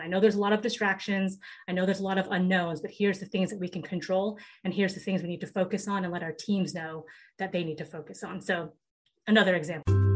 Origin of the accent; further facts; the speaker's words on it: Seattle, Washington, United States; I grew up in Seattle, Washington